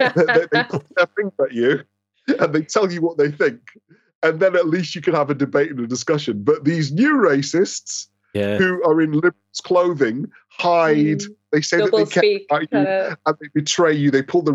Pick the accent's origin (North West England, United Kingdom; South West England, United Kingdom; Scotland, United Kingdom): Scotland, United Kingdom; now in London, United Kingdom; Sorry, I'm Scottish, so I'm trying to claim success because we're crap at football.